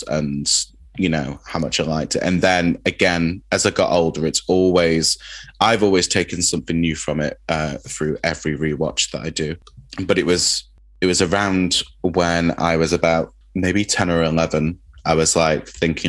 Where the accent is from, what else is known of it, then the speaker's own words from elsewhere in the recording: Manchester, North West England, United Kingdom; where I grew up in Manchester in Openshaw